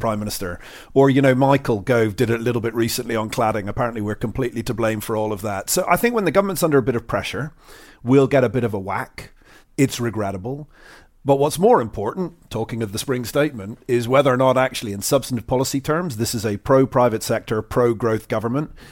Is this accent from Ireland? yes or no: yes; Ireland; moved away; growing up in Ireland